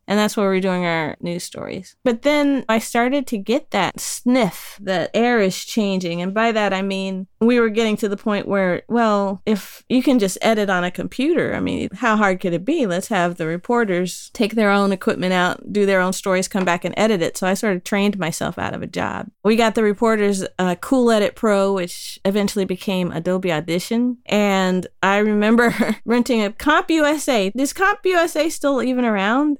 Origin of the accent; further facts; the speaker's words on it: Dayton, Ohio, United States; also born or lived in Colorado; now in Brighton, United Kingdom; Dayton, Ohio, birthplace of aviation, hometown of the funk. Yeah, I grew up close